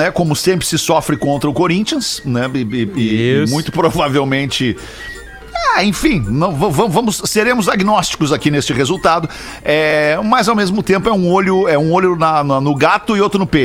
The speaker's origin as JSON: {"language": "Portuguese", "region": "Rio Grande do Sul", "country": "Brazil", "said": "Eu sou gaúcho."}